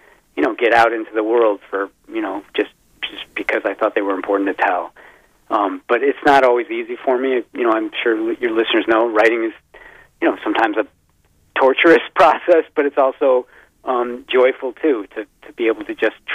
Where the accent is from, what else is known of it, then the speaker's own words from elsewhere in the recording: Midwest, United States; also born or lived in Wisconsin; now in Vermont, United States; I live in Vermont, and, you know, although I'm from the Midwest, spent a lot of time in Wisconsin